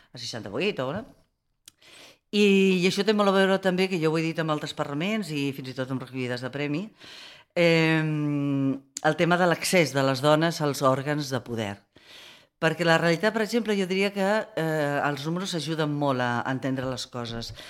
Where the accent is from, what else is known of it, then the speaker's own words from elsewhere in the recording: Barcelona, Catalonia, Spain; jo com a barcelonina